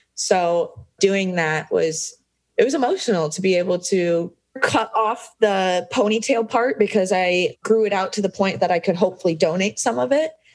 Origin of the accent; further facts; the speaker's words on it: Des Moines, Iowa, United States; born and raised in Des Moines, Iowa, which is smack dab right in the middle of the United States